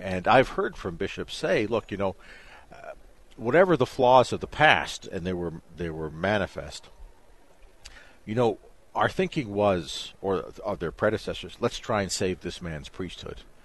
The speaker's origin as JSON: {"language": "English", "country": "Canada", "said": "I'm from Canada"}